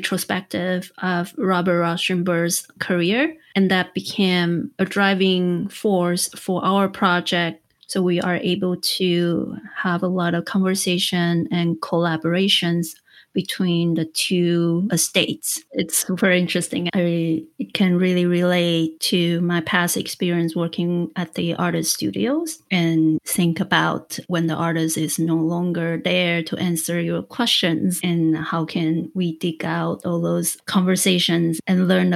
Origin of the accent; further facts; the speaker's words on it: Taiwan; I am born and raised in Taiwan